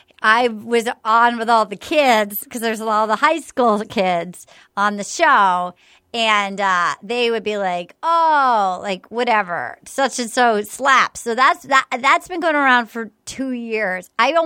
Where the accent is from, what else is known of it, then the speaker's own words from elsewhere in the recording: Little Compton, Rhode Island, United States; I was like, dear, like … I'm from Little Compton.